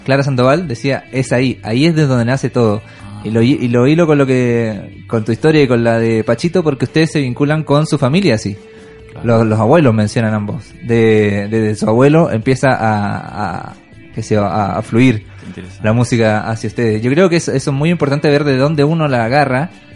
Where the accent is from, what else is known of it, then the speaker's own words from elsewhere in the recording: Chile; nuestro país